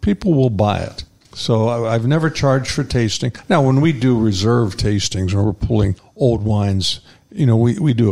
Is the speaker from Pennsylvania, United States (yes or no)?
yes; Pittsburgh, Pennsylvania, United States; moved away as an adult; also born or lived in Davis, California; now in Paso Robles, United States; the people that I grew up with back in Pittsburgh